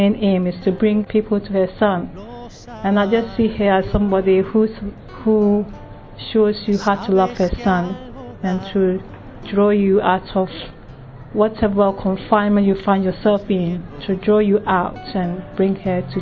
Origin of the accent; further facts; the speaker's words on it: Ghana; moved away; Originally, I'm from Ghana.